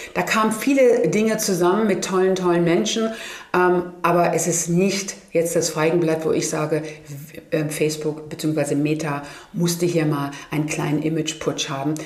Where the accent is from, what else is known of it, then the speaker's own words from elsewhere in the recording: Germany; Ich wurde immer gefragt, woher kommst du? Ja, Germany.